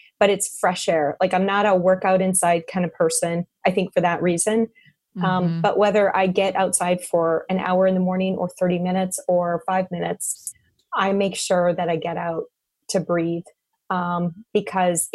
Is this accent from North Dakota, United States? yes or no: yes; North Dakota, United States; I grew up in North Dakota